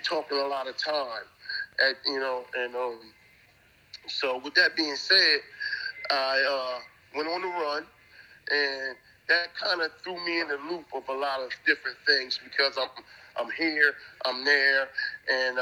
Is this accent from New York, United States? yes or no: no; Gouldtown, New Jersey, United States; also born or lived in Bristol Village; I'm coming out of Gould Town up under the OGs that I was raised around in Gould Town